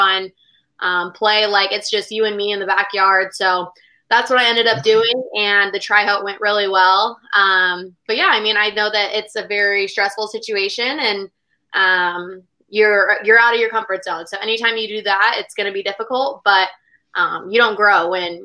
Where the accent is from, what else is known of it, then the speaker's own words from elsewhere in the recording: San Diego area, California, United States; I was just from this little club from my hometown